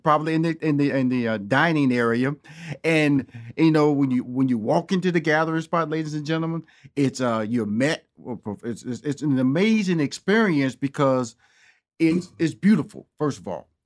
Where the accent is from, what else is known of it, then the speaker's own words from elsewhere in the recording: Houston, Texas, United States; moved away as an adult; also born or lived in Chicago / New York; now in Los Angeles, United States; I'm born and raised in Houston, Texas, okay? Lived in Chicago for five years, New York for four years, so L A for fifteen years